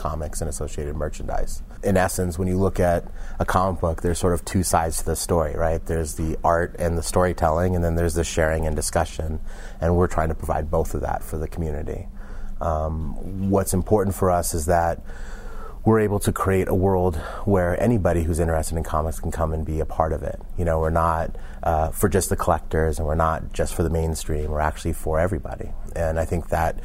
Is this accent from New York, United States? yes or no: no; San Francisco Bay Area, California, United States; I grew up in the San Francisco Bay Area